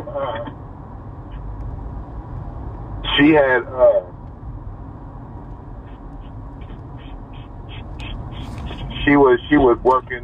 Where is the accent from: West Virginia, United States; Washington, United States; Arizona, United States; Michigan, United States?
Washington, United States; Seattle; I'm from Seattle. So this is coming from the perspective of a dude from Seattle